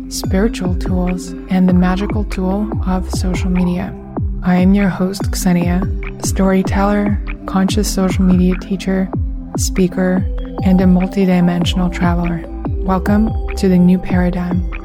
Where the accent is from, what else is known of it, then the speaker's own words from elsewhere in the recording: Russia; moved away as an adult; now in New York City, United States; I remember growing up in Russia